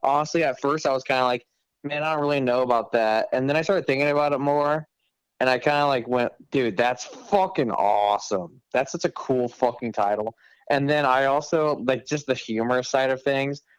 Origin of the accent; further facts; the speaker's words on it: Omaha, Nebraska, United States; I'm from Omaha